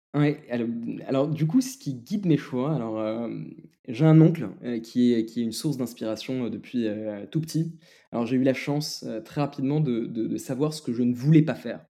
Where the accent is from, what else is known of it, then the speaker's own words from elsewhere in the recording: France; also born or lived in Lebanon; je suis français et libanais